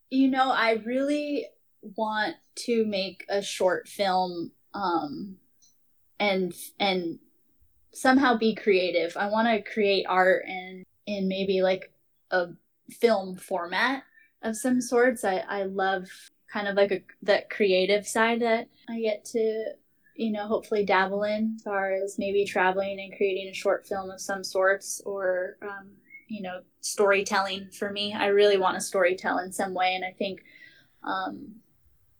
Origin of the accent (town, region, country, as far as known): Hawaii, United States